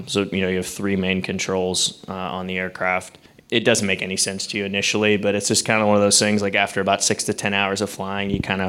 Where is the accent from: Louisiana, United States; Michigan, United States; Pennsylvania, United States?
Pennsylvania, United States; Pittsburgh; moved away as an adult; I originally was. I grew up here out in Penn Hills and went to Central Catholic, and so I finally got back to Pittsburgh after 10 years.